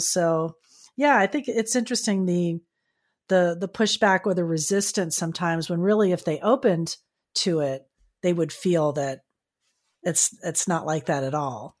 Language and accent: English; South Florida, United States; I'm from South Florida, so I was in Miami walking around at the time